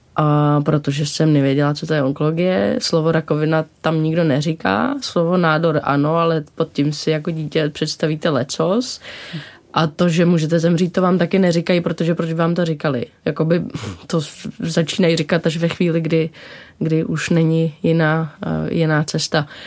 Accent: Dobřichovice, Central Bohemian Region, Czechia; also born or lived in New York; Já jsem vyrůstala od tří v Dobřichovicích, což je kousek od Prahy

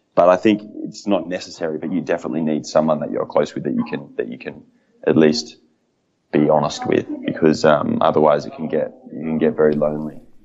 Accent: Australia; as an Australian

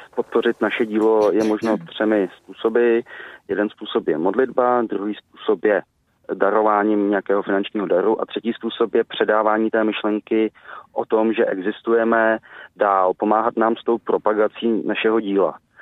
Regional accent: Czechia; jako Češi

